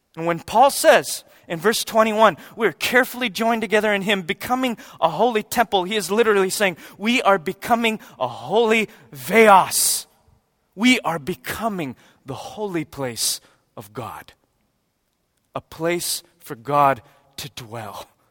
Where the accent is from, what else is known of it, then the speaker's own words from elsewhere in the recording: United States; We're American Christians